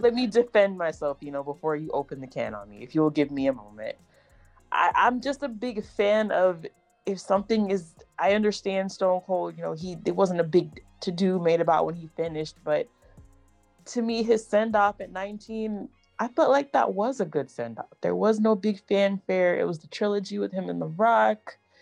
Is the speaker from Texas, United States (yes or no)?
yes; Texas, United States; I'm from Texas